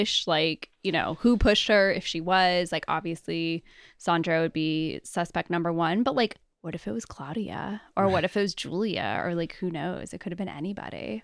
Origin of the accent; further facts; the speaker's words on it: United States; I'm clearly American